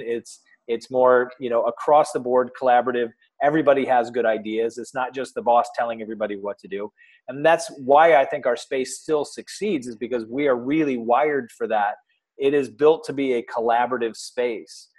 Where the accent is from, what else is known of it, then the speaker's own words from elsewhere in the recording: Michigan, United States; moved away as an adult; also born or lived in Oklahoma; now in Columbus, United States; I actually grew up in Michigan